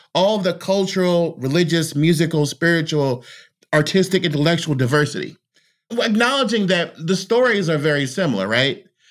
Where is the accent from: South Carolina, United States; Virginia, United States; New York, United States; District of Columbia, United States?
District of Columbia, United States; Washington; now in American South, United States; I'm a native Washingtonian.